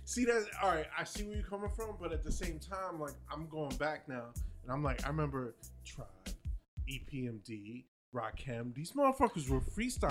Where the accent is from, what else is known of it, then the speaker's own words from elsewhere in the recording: New Jersey, United States; I'm from Jersey.